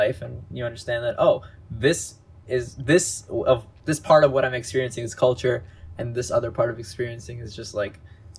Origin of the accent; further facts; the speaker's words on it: Canada; Obviously, like I grew up here, like I was born in Canada, so. For my parents, they obviously brought culture and tradition from India when they moved here. But for me, like, I was just a Canadian boy, and I was raised like an Indian kid